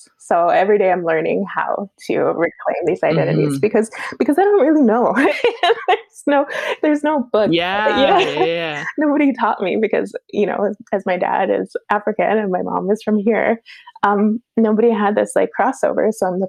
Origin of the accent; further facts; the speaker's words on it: Williams Lake, British Columbia, Canada; born there; also born or lived in Chetwynd / Canmore / Calgary; So I was born in Williams Lake, UC, and then I moved up north to Chetwynd and spent some time there. And then I moved over to Alberta, and I was actually in Canmore and in Calgary.